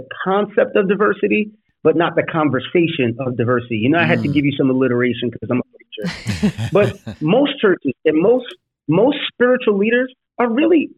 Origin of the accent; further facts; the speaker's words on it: New York City, New York, United States; when I grew up in the Bronx